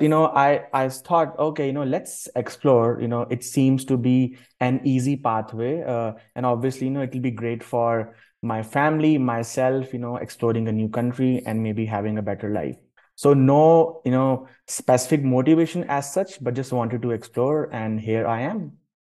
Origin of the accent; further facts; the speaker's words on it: Delhi, India; moved away as an adult; also born or lived in Toronto / Saskatoon; now in Calgary, Canada; I am originally from Delhi, which is the capital city of India